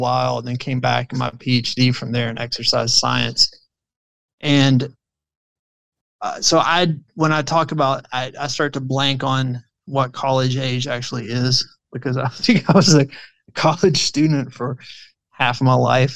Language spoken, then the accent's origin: English; Prestonsburg, Kentucky, United States; now in Frankfort, United States; I'm originally from Eastern Kentucky, Floyd County, Prestonsburg area